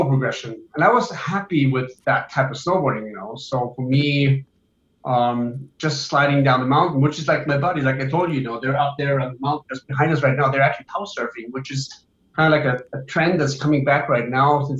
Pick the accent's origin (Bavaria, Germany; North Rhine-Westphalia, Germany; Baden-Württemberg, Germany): Bavaria, Germany; Oberammergau; I grew up in Oberammergau, Germany, which is in Bavaria, south of Munich